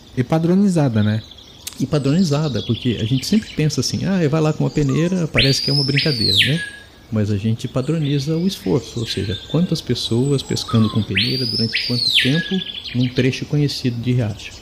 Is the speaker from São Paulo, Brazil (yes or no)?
yes; Araraquara, São Paulo, Brazil; moved away as an adult; also born or lived in Manaus, Amazonas; now in Araraquara, Brazil; Eu sou natural aqui de Araraquara, em São Paulo, mas, é, vivi os últimos trinta e sete anos em Manaus